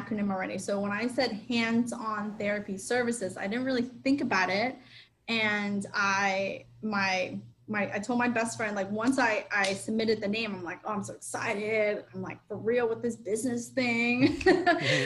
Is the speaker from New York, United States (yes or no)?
no; Miami, Florida, United States; I'm a Miami girl